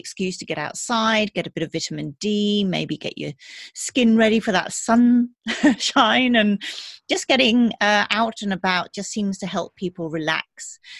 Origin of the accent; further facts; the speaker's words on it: England, United Kingdom; moved away as an adult; also born or lived in Germany; now in Berlin, Germany; And I've been living in Germany now. I grew up in England, but I've been living in Germany for about 20 years.